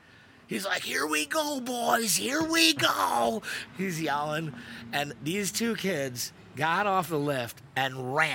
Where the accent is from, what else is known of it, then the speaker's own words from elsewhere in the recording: Buffalo, New York, United States; well, we're from Buffalo.